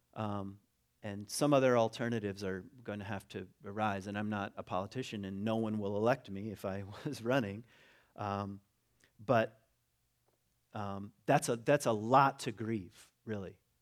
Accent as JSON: {"language": "English", "country": "United States", "also_born_or_lived": "Ada, Michigan", "said": "I'm an American"}